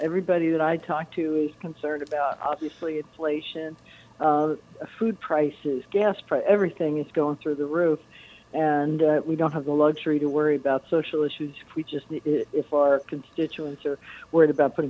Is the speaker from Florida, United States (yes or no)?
yes; Naples, Florida, United States; We were going to do it in Naples because that's my hometown